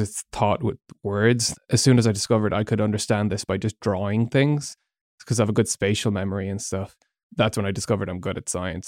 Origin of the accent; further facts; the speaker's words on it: Galway, Connacht, Ireland; moved away as an adult; also born or lived in Malaysia; most of my life. Went to secondary school and college there